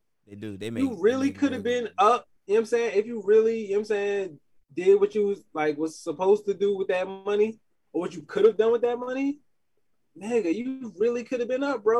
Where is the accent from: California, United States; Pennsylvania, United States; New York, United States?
New York, United States; Queens; I'm from New York, man. Queens, South Side to be exact.